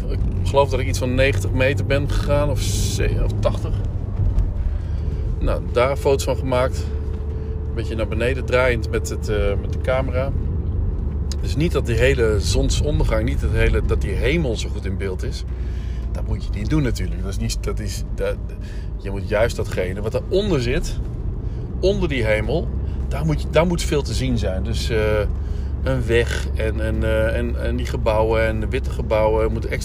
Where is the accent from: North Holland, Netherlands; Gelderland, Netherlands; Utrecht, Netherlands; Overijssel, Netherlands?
Gelderland, Netherlands; Winterswijk; maar goed, ik kom dus uit Winterswijk